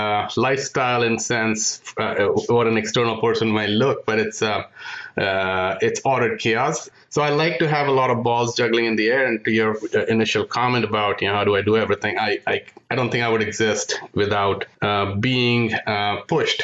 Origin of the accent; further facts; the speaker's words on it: India; moved away as an adult; also born or lived in Michigan, United States; now in United States; I'm from India. So I came to the U.S. in pursuit of an MS degree in electrical engineering.